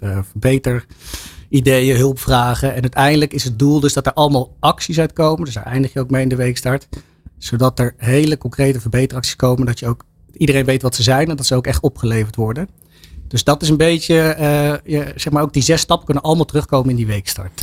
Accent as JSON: {"language": "Dutch", "town": "Laren", "region": "North Holland", "country": "Netherlands", "said": "ik kom uit Laren, hier om de hoek"}